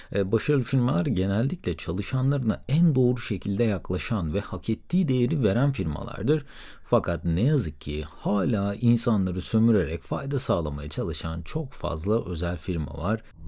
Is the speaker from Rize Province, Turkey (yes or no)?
no; Söke, Aydın, Turkey; moved away; also born or lived in Istanbul / Middle East; 1990 yılında Aydın'ın Sök ilçesinde doğdum